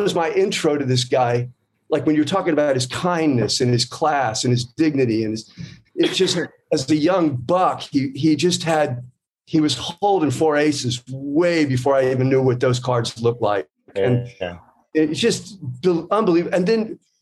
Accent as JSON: {"language": "English", "region": "Florida", "country": "United States", "moved": "yes", "said": "I'm from Florida."}